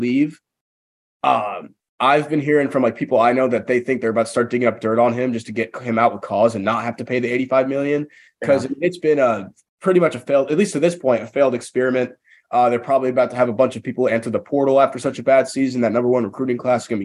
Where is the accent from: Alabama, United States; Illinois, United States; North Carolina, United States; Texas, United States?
Texas, United States; Dallas; So I was born or not born in Dallas. I grew up in Dallas